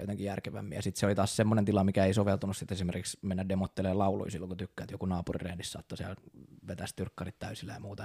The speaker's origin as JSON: {"language": "Finnish", "town": "Raisio", "region": "Southwest Finland", "country": "Finland", "tie": "born or raised there", "accent": "Turku dialect", "moved": "as an adult", "lives_now": "Turku, Finland", "said": "Raision kaupungista kotoisia – sieltä itse asiassa ollaan meidän kitaristi Kasperin kanssa molemmat kotosi, ollaan käyty siellä samat yläasteet"}